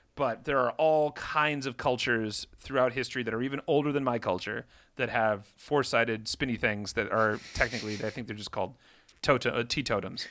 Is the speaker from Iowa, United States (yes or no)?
yes; Iowa, United States; I had a very different childhood growing up in the Midwest